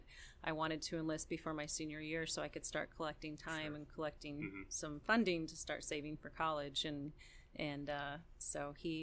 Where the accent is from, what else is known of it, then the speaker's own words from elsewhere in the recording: Osceola, Iowa, United States; also born or lived in Sioux City, Iowa; Originally, I'm from Southern Iowa. I grew up in Osceola Clark Community High